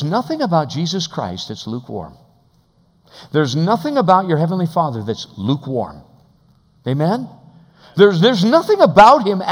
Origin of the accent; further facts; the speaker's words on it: United States; an American believer